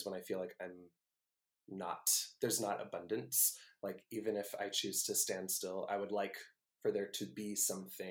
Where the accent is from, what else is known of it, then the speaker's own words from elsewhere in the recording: the Bay Area, California, United States; I'm from the Bay